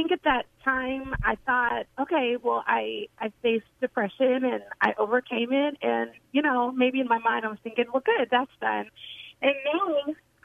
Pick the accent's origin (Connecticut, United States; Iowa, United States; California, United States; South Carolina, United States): California, United States; Sacramento; now in Nashville, United States; I've been living in Nashville for longer than I was born and raised in Sacramento, California